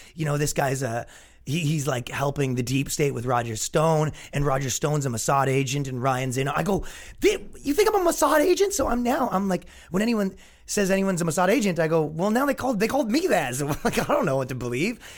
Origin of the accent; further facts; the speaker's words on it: Canada; moved away; when I grew up in Canada, it wasn't like